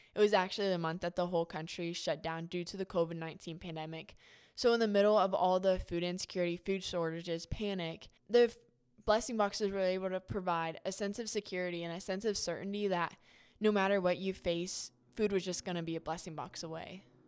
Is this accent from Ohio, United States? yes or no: yes; Troy, Ohio, United States; I am born and raised in Troy, Ohio.